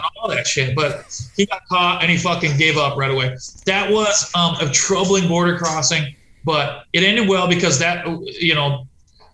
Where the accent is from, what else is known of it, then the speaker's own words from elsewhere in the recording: West Coast, United States; moved away; also born or lived in Berkeley; I'm from the West Coast